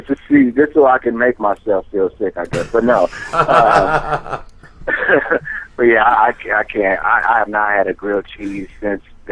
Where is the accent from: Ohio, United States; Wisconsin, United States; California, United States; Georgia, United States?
Wisconsin, United States; now in New Jersey, United States; I'm from Wisconsin originally.